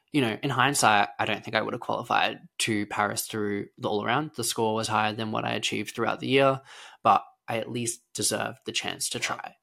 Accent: Lara, Victoria, Australia; I was born in Lara, Victoria, a small rural town in Australia, and I grew up on a farm

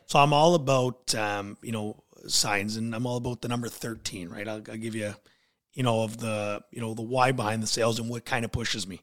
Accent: Niagara Falls, Ontario, Canada; now in Port Colborne, Canada; I was born and raised in, uh, Niagara Falls

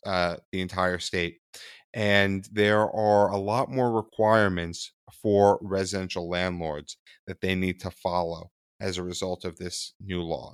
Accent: New York City, New York, United States; I was born in Manhattan on the Upper East Side

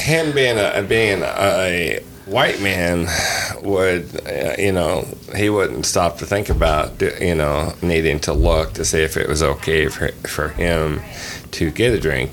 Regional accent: Midwest, United States; I grew up in the Midwest

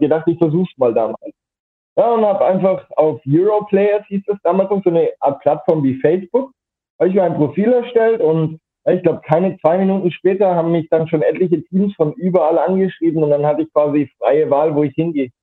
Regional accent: Rothenburg ob der Tauber, Bavaria, Germany; ich komme aus Mittelfranken, Rotenburg ob der Tauber heißt

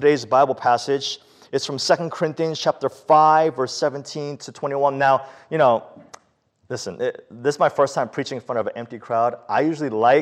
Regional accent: New York City, New York, United States; the early years of our lives living in the Bronx, growing up when I was young

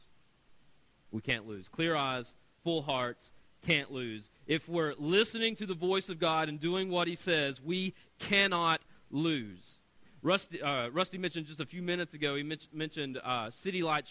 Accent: Knoxville, Tennessee, United States; I'm right outside of Knoxville, Tennessee

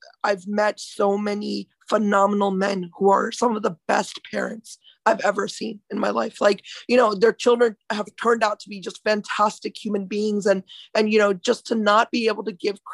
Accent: India; moved away; I'm from India, right? So I was born there

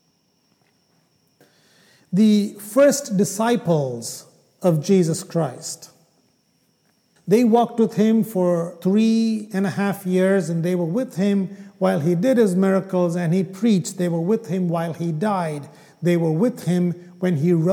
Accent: Kerala, India; first language Malayalam; English is a second language; moved away; my home state in India, in Kerala

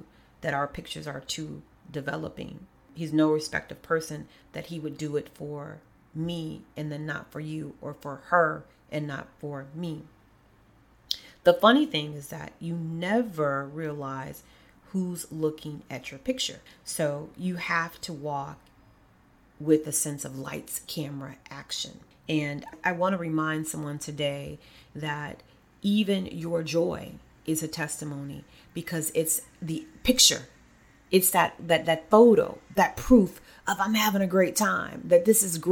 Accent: Kankakee, Illinois, United States; moved away; Kankakee is my hometown in so many ways

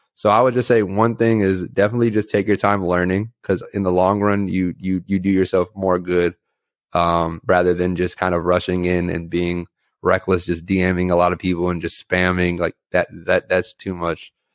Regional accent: Takoma Park, Maryland, United States; I'm from Tacoma Park, Maryland

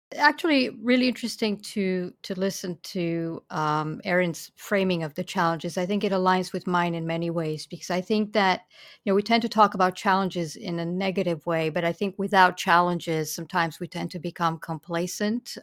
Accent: Romania; English is a second language; moved away as an adult; now in United States; the British Council happened to open a, a library branch in my small town

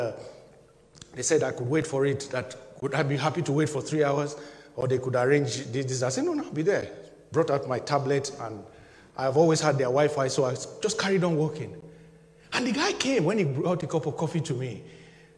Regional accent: Nigeria; my home country, Nigeria

